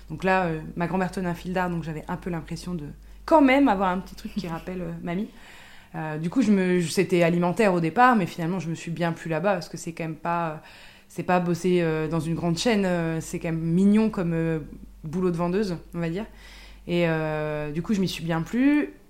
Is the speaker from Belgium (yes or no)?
no; Ardennes, Meuse valley, Grand Est, France; j'ai grandi dans les Ardennes, dans la vallée de la Meuse, donc c'est la campagne version un petit peu de montagne quand même.